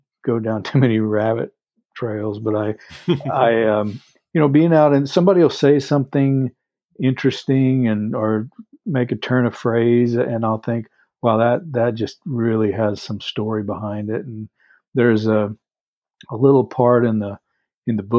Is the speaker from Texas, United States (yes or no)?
yes; Texas, United States; I grew up in Texas mainly